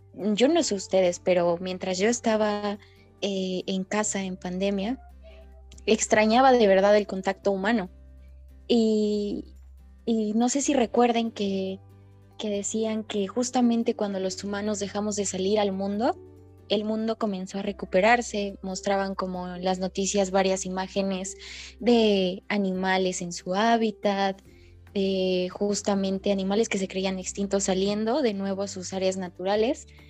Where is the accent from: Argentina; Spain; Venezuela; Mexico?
Mexico; nosotros como jóvenes mexicanos